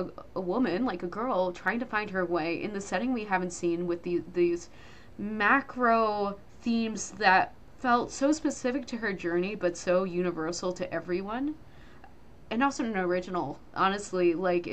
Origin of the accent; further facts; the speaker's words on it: New Jersey, United States; I grew up in New Jersey